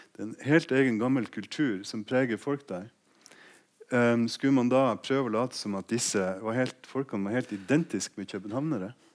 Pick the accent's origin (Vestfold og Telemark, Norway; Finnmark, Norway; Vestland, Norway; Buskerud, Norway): Finnmark, Norway; jeg kommer fra Finnmark